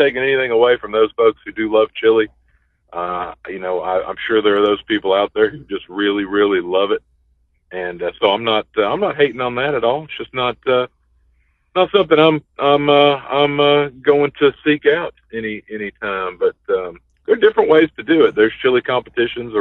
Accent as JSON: {"language": "English", "town": "Argyle", "region": "Texas", "country": "United States", "tie": "born or raised there", "said": "I was born and raised in Texas. I live in Texas now"}